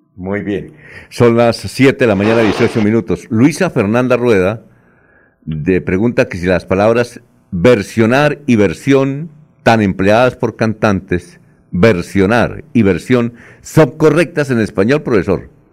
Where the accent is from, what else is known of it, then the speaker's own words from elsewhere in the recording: Villanueva, Colombia; moved away; en mi tierra tampoco era grosería, en, Villanueva